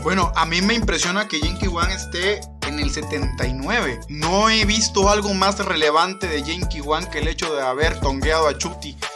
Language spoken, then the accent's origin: Spanish; Mexico; soy de los pocos mexicanos